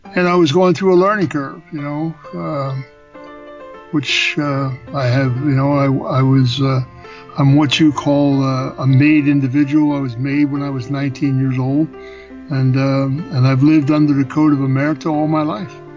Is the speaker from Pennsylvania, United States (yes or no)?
yes; Philadelphia, Pennsylvania, United States; I was born in Philadelphia